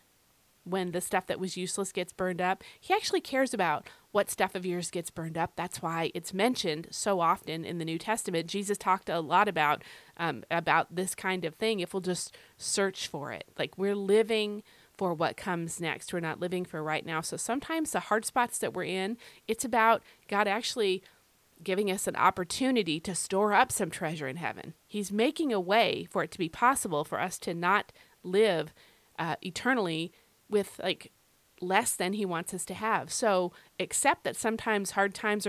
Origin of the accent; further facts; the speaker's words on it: United States; I happen to be a Christian who was born in America.